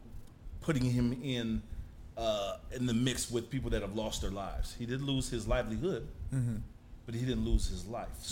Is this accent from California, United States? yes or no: yes; the Bay Area, California, United States; I'm from the Bay.